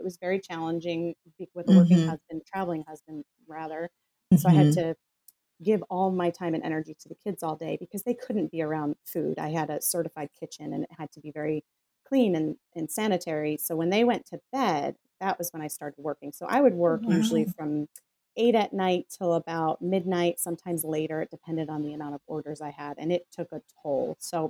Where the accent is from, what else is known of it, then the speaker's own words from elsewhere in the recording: Scotland, United Kingdom; I'm Scottish. I have tight pockets.